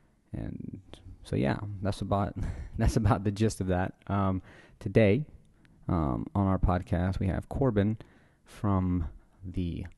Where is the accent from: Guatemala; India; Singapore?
Guatemala; now in New Orleans, United States; I'm from Guatemala originally, yeah. So I grew up eating tamales.